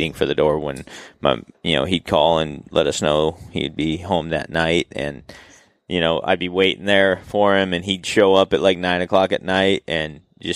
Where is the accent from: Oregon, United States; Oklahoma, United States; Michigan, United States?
Oregon, United States; Salem; I grew up in Salem, Oregon.